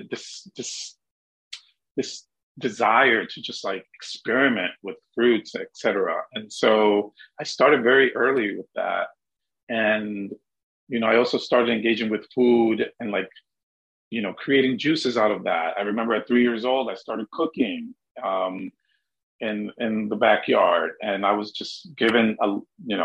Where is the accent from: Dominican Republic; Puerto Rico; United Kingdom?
Dominican Republic; moved away; growing up in the Dominican Republic